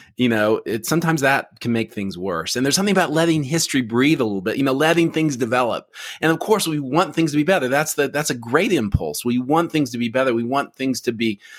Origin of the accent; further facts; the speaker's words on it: Oklahoma, United States; I grew up in Oklahoma